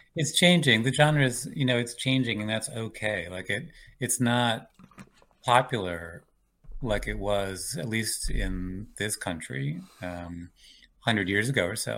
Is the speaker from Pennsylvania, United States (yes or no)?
no; Richmond, Virginia, United States; moved away; also born or lived in Cleveland, Ohio / Washington, D.C. / New York / Georgia; I was born outside Cleveland, Ohio, um, and when I was eight, my family moved to Richmond, Virginia